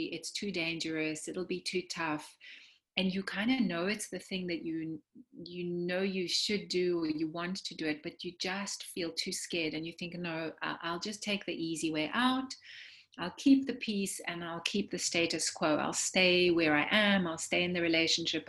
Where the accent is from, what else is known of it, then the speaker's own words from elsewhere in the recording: South Africa; moved away; as an immigrant, you know, I grew up in South Africa